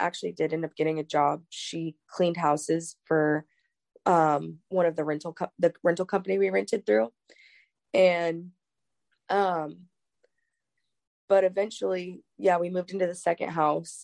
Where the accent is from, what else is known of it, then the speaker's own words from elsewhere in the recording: Washington, United States; also born or lived in San Bernardino, California; we moved up here to Washington.